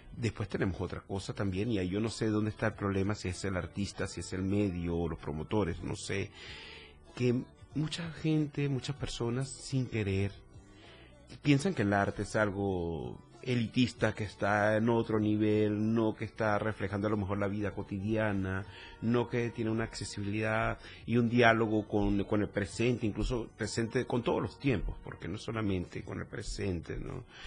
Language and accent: Spanish; Venezuela; moved away as an adult; also born or lived in Chile / Mexico; now in Tuxtla Gutiérrez, Mexico; soy venezolano, para que creo que queda claro con el acento por aquí